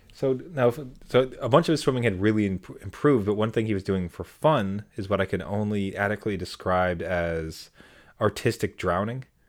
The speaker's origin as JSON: {"language": "English", "country": "Canada", "said": "I'm very Canadian in that I have two skin colors"}